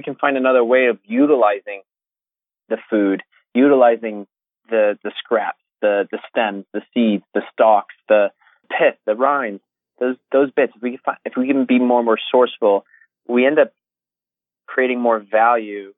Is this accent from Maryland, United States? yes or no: no; Connecticut, United States; also born or lived in New York City, United States / Los Angeles, United States / Australia; now in London, United Kingdom; I grew up in Connecticut